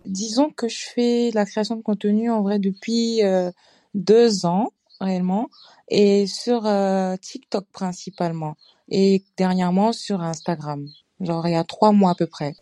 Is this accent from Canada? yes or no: no; Côte d’Ivoire; also born or lived in Senegal (ancestry); now in Strasbourg, France; je suis ivoirienne, d'origine sénégalaise aussi. Et euh, je vis à Strasbourg en France